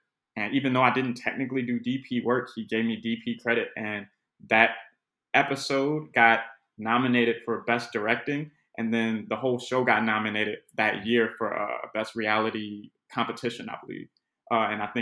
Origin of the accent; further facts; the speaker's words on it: Chicago, Illinois, United States; I'm from the west side of Chicago. Austin neighborhood, spent more than a little bit of time in the Cabrini Green projects